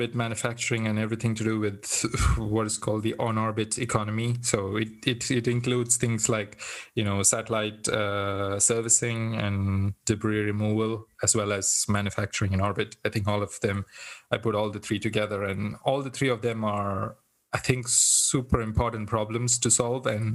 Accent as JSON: {"language": "English", "country": "India", "said": "I come from India"}